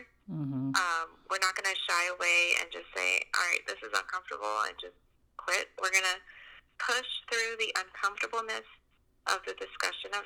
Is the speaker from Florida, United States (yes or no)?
no; Columbus, Georgia, United States; moved away as an adult; I grew up in Georgia, in Columbus, Georgia, and been there pretty much my whole life until I graduated high school